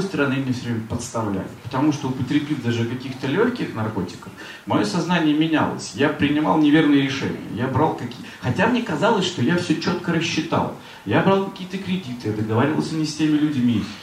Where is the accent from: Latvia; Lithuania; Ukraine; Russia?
Russia; Severodvinsk, Arkhangelsk Oblast; moved away; also born or lived in Saint Petersburg; Я же из Северодвинска приехал, а тут же Петербург.